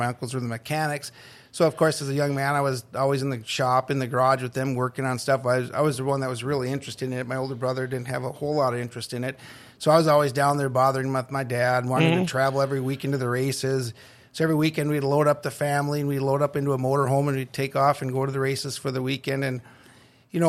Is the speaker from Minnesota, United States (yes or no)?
yes; Burnsville, Minnesota, United States; moved away as an adult; now in Thief River Falls, United States; I grew up in Burnsville, Minnesota. Spent most of my life there